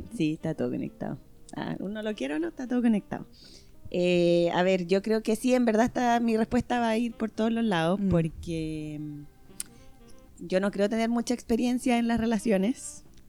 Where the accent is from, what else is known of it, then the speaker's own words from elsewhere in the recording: Chile; moved away; yo como buena chilena